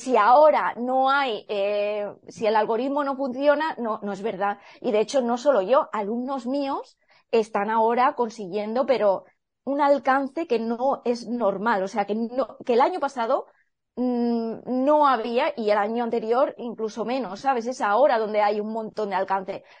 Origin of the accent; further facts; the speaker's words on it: El Campello, Valencian Community, Spain; moved away as an adult; also born or lived in Edinburgh; podría haberme quedado en mi pueblo, que yo soy de Campello Alicante